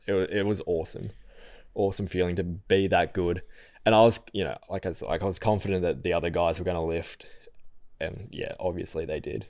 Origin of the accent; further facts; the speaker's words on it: Falconbridge, New South Wales, Australia; also born or lived in Penrith; I lived out at Falconbridge. So if anyone listening knows the Blue Mountains, it's near Springwood High School.